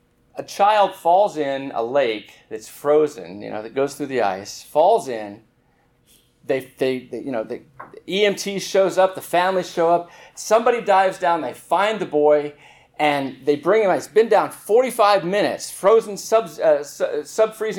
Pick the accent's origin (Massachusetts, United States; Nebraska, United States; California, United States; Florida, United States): California, United States; Southern; I grew up in Southern California